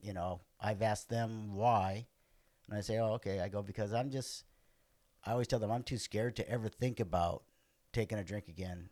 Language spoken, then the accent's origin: English; Los Angeles, California, United States; also born or lived in Santa Monica, California; now in Orange County, United States; I grew up in Venice, California, till I was 14.